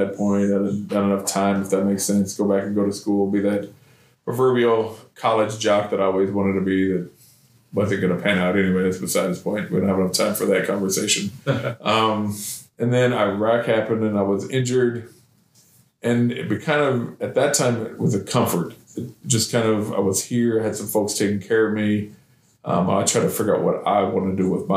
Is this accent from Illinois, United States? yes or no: yes; Decatur, Illinois, United States; moved away as an adult; now in Clarksville, United States; I was born and raised in Decatur, Illinois.